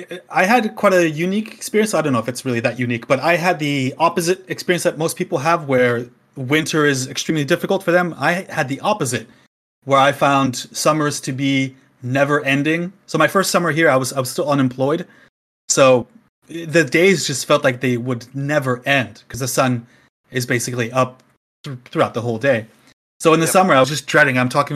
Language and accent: English; Canada; moved away as an adult; now in Finland; you might be able to hear that my accent is not necessarily Finnish. So I'm originally from Canada. That's what that is. I've been living in Finland now for 5 or 6 years.